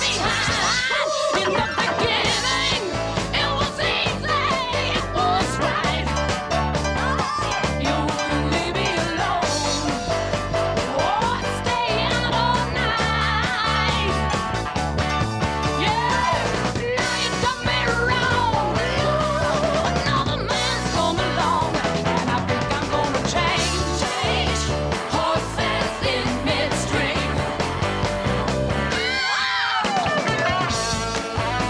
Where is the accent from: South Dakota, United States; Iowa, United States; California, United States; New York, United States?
Iowa, United States; Mason City; my church growing up in Mason City, Iowa